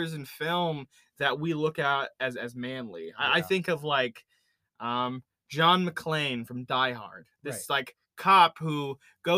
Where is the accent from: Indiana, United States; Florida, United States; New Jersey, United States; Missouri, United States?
Indiana, United States; Sam and I grew up in Indiana